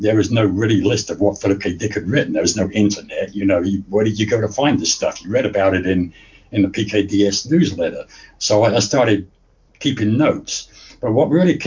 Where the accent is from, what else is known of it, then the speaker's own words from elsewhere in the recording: Luton, East of England, United Kingdom; moved away; also born or lived in Indiana; I was actually born in England, in a little shithole town in England called Luton. I don't know if you ever heard of Luton. It's just a little north of London. It's a dump, okay. Well, it was back then. They spruced it up now, but back in the 50s, 60s, when I grew up, it was a dump